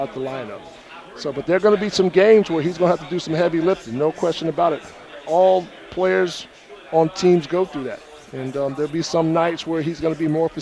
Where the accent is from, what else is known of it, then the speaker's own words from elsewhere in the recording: Greensboro, North Carolina, United States; I grew up in Greensboro.